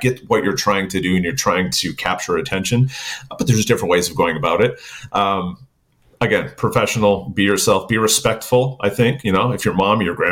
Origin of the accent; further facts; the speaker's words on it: New England, United States; accent: New England; my New England accent